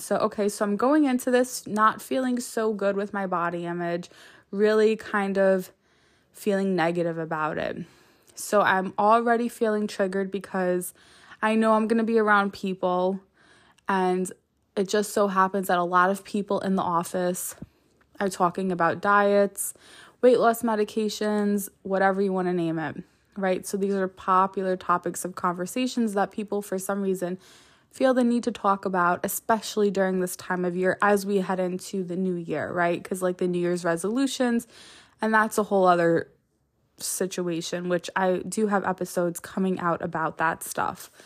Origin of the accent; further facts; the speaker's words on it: New York, United States; I'm a New Yorker